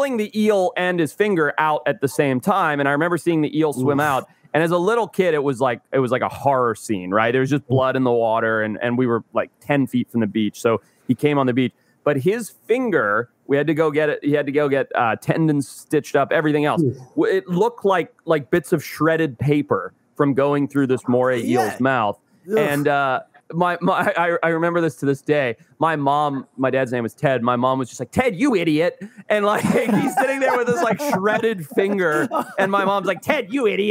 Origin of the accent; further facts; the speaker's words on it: Zimbabwe; moved away; I grew up in Zimbabwe